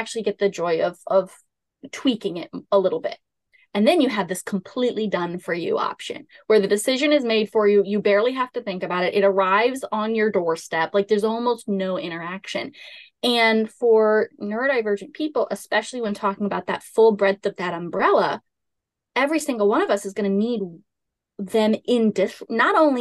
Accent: Southern Louisiana, United States; I grew up in Southern Louisiana.

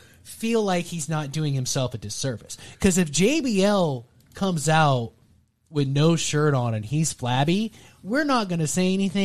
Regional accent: Texas, United States; I'm from Texas.

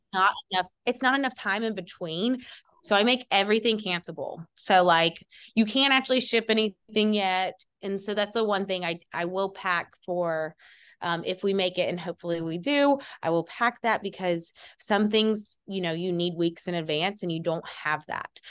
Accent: Athens, Georgia, United States; I am born and raised in Athens, Georgia

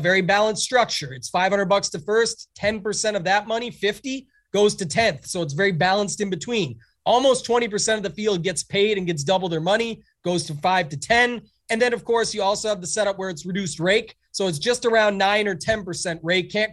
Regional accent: Canada; being Canadian

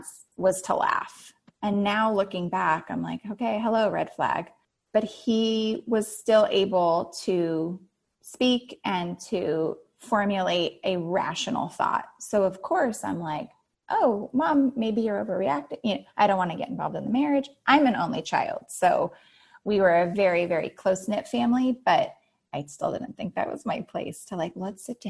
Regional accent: Santa Monica, California, United States; born or raised there; also born or lived in Santa Barbara, California / Playa del Rey, California

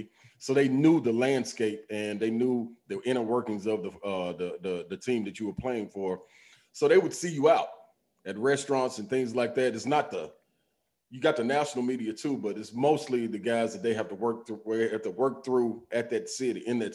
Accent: Nashville, Tennessee, United States; growing up in Nashville, single parent home

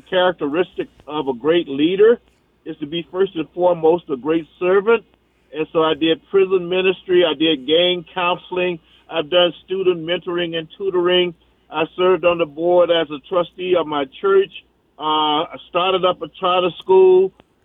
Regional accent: Natchez, Mississippi, United States; moved away as an adult; now in Minneapolis, United States; I'm originally from Natchez, Mississippi.

